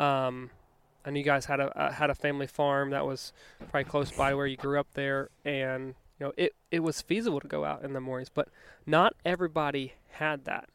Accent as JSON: {"language": "English", "region": "Virginia", "country": "United States", "tie": "born or raised there", "also_born_or_lived": "Denver", "moved": "yes", "said": "growing up in Virginia"}